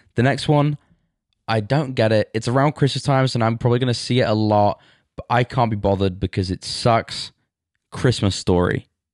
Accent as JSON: {"language": "English", "region": "England", "country": "United Kingdom", "said": "I'm from England, that's how it works, you root for your country"}